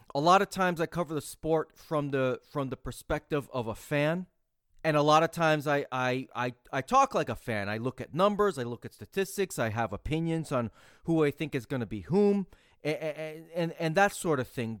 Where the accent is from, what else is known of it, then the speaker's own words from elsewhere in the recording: United States; I'm an American